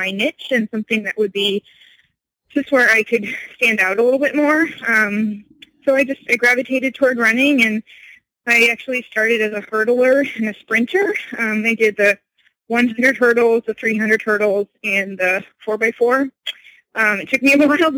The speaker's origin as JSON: {"language": "English", "region": "Connecticut", "country": "United States", "tie": "born or raised there", "said": "I'm from Connecticut. I grew up in a small town"}